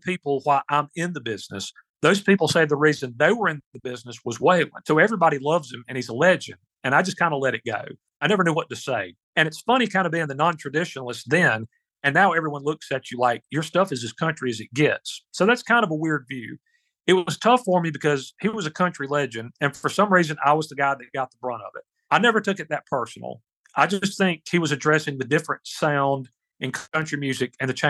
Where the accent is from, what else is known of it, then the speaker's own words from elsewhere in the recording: South Carolina, United States; in my home state of South Carolina